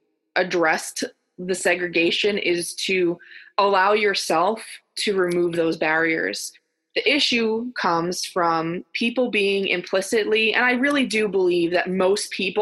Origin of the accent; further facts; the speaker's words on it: New York City, New York, United States; I grew up on the South Shore. I lived in the middle of the island for my middle years, and now I live on the North Shore.